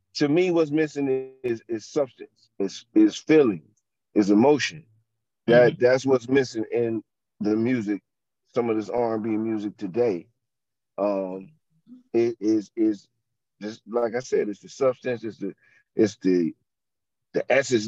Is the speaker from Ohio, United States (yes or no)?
yes; Youngstown, Ohio, United States; I am from Ohio, Youngstown, Ohio.